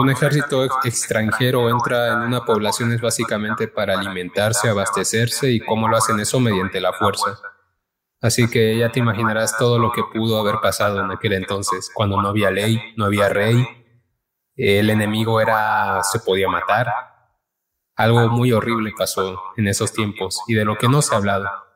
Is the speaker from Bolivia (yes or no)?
yes; Cochabamba, Bolivia; now in Mexico; soy un chico de Cochabamba, Bolivia. Vivo en México hace ocho años ya